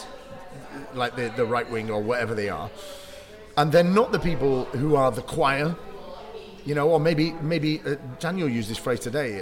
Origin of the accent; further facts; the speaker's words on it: Bury, North West England, United Kingdom; moved away; I'm from Bury.